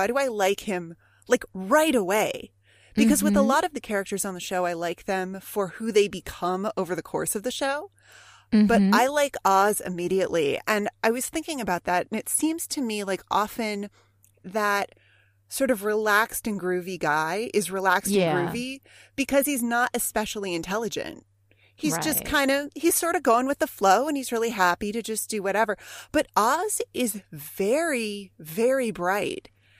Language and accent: English; California, United States; I grew up in Southern California.